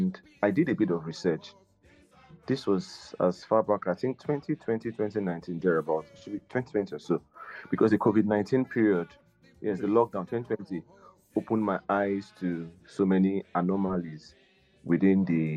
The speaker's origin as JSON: {"language": "English", "country": "Nigeria"}